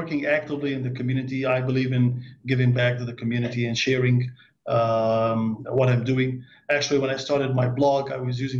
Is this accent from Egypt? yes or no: yes; Egypt; now in Dubai, United Arab Emirates; I'm from Egypt, living now in Dubai, UAE